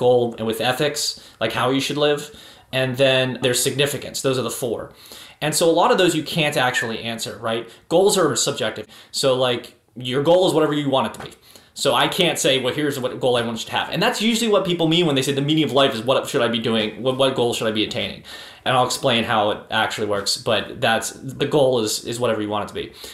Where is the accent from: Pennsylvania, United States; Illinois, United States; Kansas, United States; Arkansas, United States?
Pennsylvania, United States; Pittsburgh; I'm from Pittsburgh originally